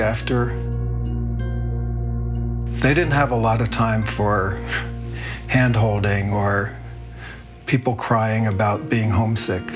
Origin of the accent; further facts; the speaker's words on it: Philadelphia, Pennsylvania, United States; also born or lived in Williamsport, Pennsylvania; I was born in Williamsport, Pennsylvania, about 3 hours northeast of Philadelphia